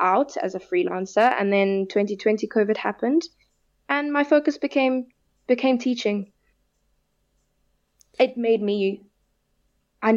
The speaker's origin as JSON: {"language": "English", "country": "South Africa", "said": "I'm proudly South African, and I want to represent my country"}